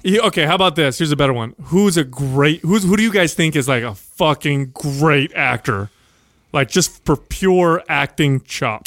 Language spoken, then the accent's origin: English; San Jose, California, United States; a young man growing up in San Jose, uh, the product of uh, Sicilian immigrants